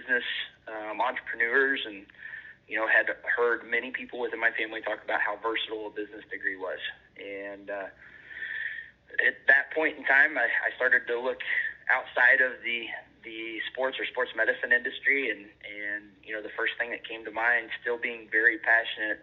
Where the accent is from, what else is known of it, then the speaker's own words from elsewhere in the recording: northeast Missouri, United States; I grew up in Missouri for the most part, really in the northeast corner of Missouri, on a family